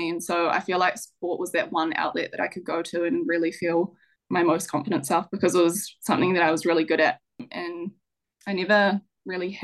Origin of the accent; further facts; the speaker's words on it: Stratford, Taranaki, New Zealand; also born or lived in New Plymouth; I grew up in Stratford of Taranaki, which is a small little rural town in central Taranaki.